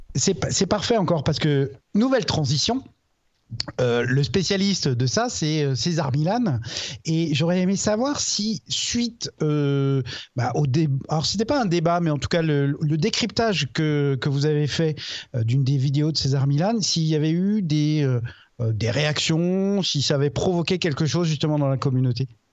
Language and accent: French; Alsace, Grand Est, France; à la base je suis alsacien